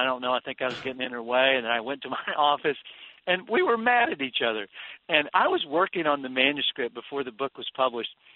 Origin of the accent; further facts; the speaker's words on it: Texas, United States; I grew up in Texas where we had a saying that if there was friction in your marriage, there was sand in the sheets